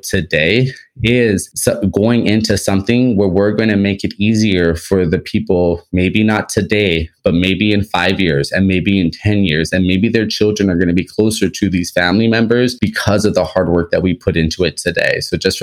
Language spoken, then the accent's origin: English; Los Angeles, California, United States; I'm from Los Angeles, California